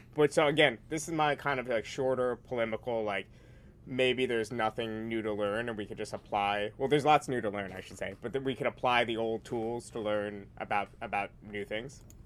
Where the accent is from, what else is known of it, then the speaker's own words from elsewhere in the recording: New York, United States; I'm from New York.